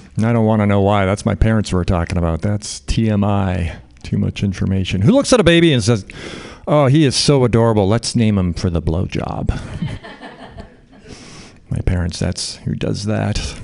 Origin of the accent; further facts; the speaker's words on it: Canada; now in United States; I'm uh, Canadian. I grew up in Canada